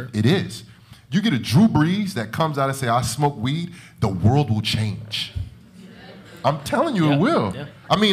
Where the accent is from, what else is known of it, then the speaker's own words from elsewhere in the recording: Jersey City, New Jersey, United States; I'm from Jersey City